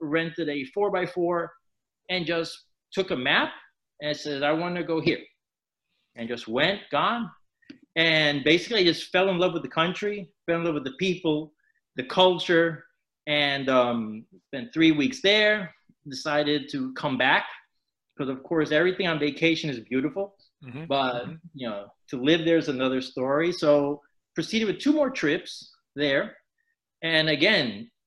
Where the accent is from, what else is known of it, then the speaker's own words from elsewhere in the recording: New York City, New York, United States; also born or lived in Nicaragua; born and raised in New York City, actually, Northeast.